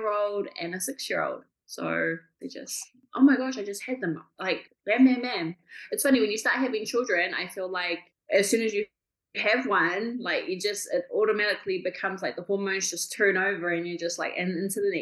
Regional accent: Kaikohe, Northland, New Zealand; I'm from New Zealand, from a little town up north called Kaikohe

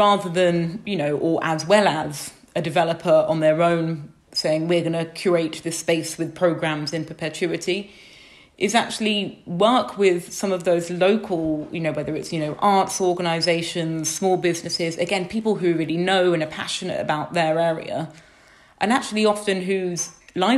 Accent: United Kingdom; I grew up just outside London

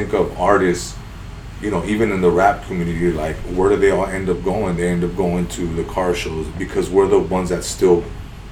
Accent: San Fernando, California, United States; I'm from San Fernando. Grew up right there.

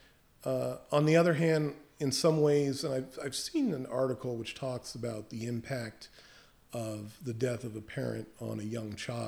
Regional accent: Henrico County, Virginia, United States; also born or lived in Piscataway, New Jersey / New York; now in New Jersey, United States; I grew up in Henrico County

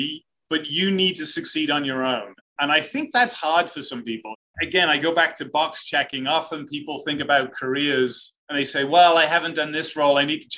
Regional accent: Cardiff, Wales, United Kingdom; moved away as an adult; now in United States; I grew up in the UK, the capital of Wales, Cardiff.

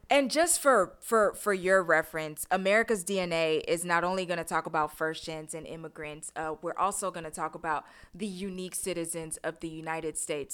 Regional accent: Accra, Greater Accra, Ghana; moved away; also born or lived in Houston, Texas; I was born in Houston, Texas, raised in Accra, Ghana.

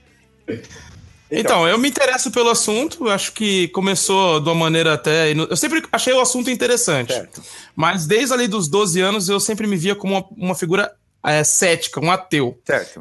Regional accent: São Paulo, Brazil; Bom, eu sou lá de São Mateus, que nem os mano aí da quebrada.

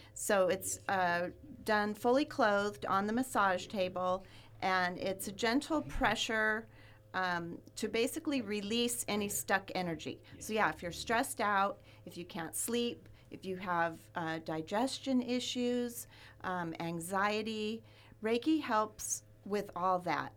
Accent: Ventura, California, United States; I grew up in Ventura

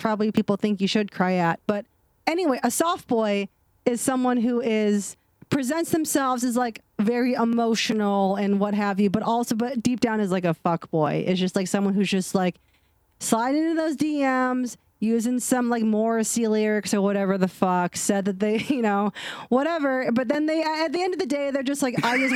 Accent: Ohio, United States; accent: non-accent; moved away; also born or lived in the South; I'm from the Midwest. I live in the South

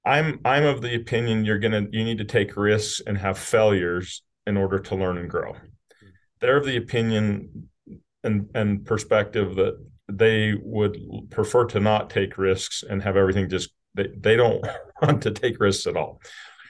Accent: Utah, United States; So I am from Southern Utah, rural Utah.

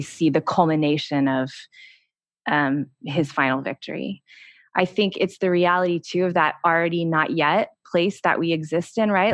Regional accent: Texas, United States; my cousin Cameron, who, um, I grew up with in Texas

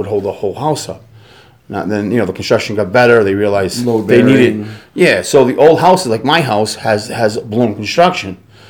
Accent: Brookline, New Hampshire, United States; now in Las Vegas, United States; I was born in Brooklyn, New Hampshire.

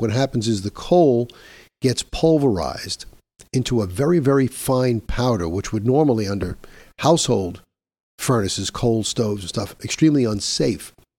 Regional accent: New York, United States; my home state of New York

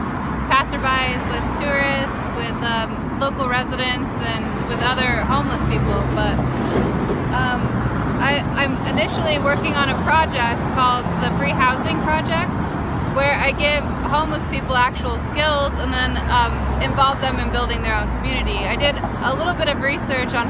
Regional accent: Littleton, Colorado, United States; I grew up in Littleton. I'm a second generation native.

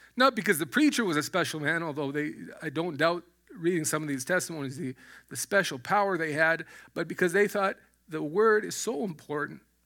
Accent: Alberta, Canada; moved away as an adult; I was born in, in Alberta. I was raised in Alberta

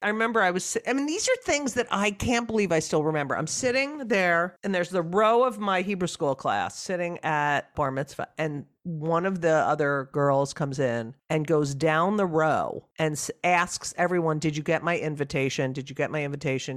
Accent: New Jersey, United States; moved away; growing up in New Jersey.

